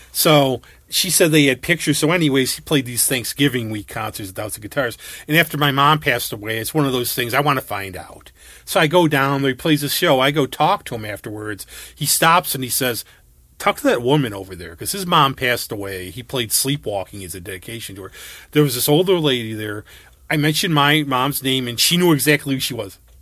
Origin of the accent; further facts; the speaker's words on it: New York, United States; I was from New York